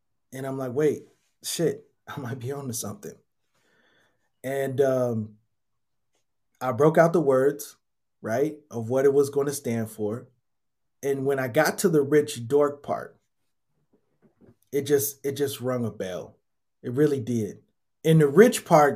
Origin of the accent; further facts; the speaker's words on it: Minnesota, United States; I was brought up in Minnesota